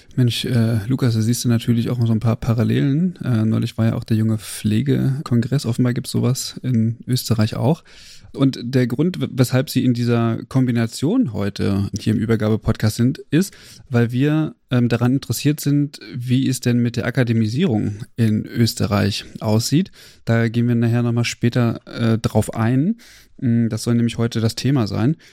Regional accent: Germany; bei uns in Deutschland

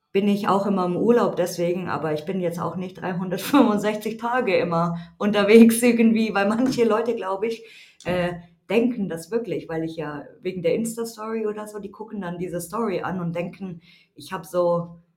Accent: Munich, Bavaria, Germany; ich bin 34 Jahre alt, ähm, ich komme aus München, aber ja, wir kommen beide aus München eigentlich

